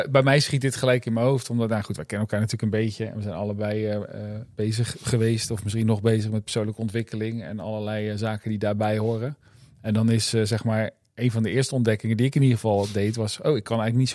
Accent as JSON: {"language": "Dutch", "town": "Rotterdam", "region": "South Holland", "country": "Netherlands", "said": "ik zeg volgend jaar want ik kom uit Rotterdam."}